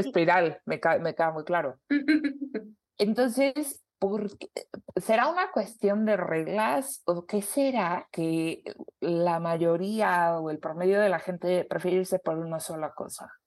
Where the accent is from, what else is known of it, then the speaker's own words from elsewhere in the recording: Mexico; somos mexicanas, porque hablamos español